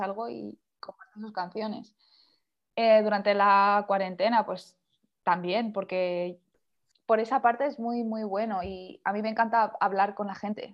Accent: Valencian Community, Spain; moved away as an adult; now in London, United Kingdom; vivo en un pueblo pequeño, entonces soy, soy pueblo yo

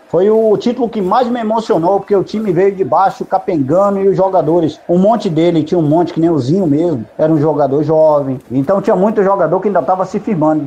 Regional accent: Bahia, Brazil; now in São Paulo, Brazil; eu sou da Bahia e moro atualmente em São Paulo

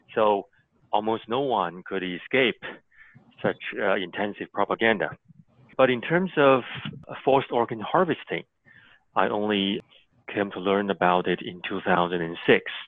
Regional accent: near Sujiatun, Liaoning, China; moved away; in northeastern China, actually not too far from my hometown

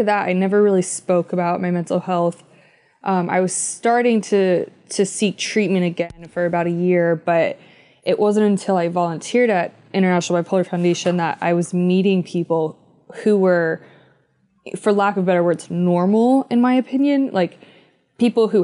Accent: Philadelphia, Pennsylvania, United States; moved away as an adult; now in West Coast, United States; we're from Philadelphia

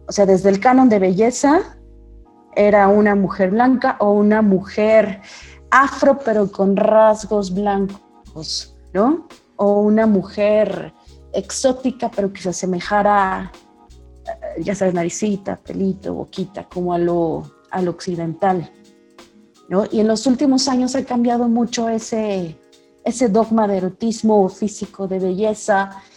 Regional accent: Mexico; mujeres mexicanas del siglo 21

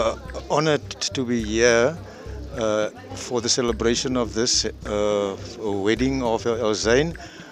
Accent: Uitenhage, Eastern Cape, South Africa; also born or lived in Kirkwood; I'm actually from Uitenhage, but I work in Kirkwood.

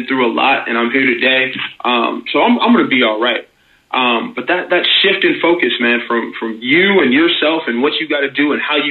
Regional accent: St. Louis, Missouri, United States; moved away; I'm from St. Louis, originally anyway

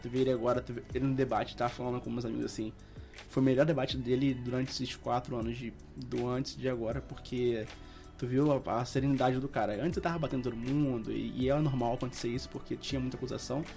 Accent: Rio de Janeiro, Brazil; eu sou do Rio de Janeiro

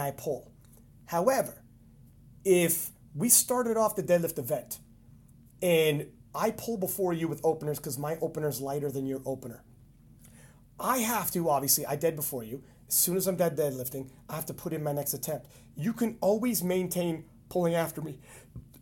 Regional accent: Canada; I'm Canadian

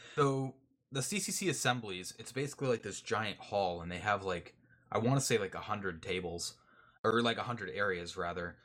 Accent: Canada; I'm Canadian.

